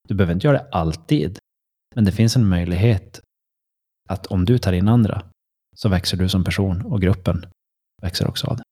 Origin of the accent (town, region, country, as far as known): Sweden